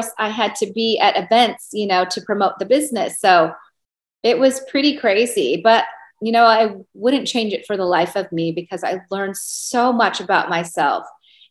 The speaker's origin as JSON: {"language": "English", "town": "Seattle", "region": "Washington", "country": "United States", "also_born_or_lived": "Georgia", "moved": "as an adult", "lives_now": "Las Vegas, United States", "said": "I'm from Seattle"}